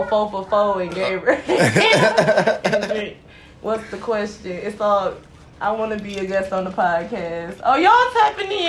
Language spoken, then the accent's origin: English; Detroit, Michigan, United States; born or raised there; moved away as an adult; now in Tampa, United States